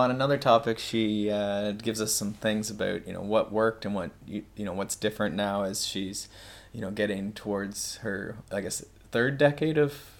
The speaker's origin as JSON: {"language": "English", "region": "Ontario", "country": "Canada", "said": "I'm a kinesiologist from Ontario, Canada, and I suppose I am with Molly, so I am also in Belgium."}